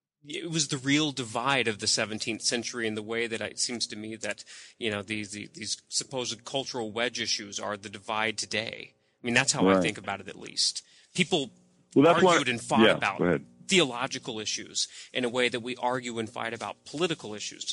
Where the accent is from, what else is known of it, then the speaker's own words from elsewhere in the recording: Deep South, United States; I grew up in the Deep South. Not many Mormons, at least.